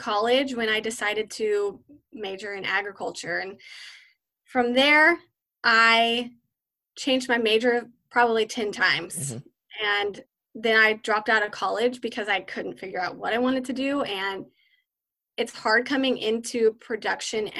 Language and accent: English; Central Valley, California, United States; I grew up here in the Central Valley in California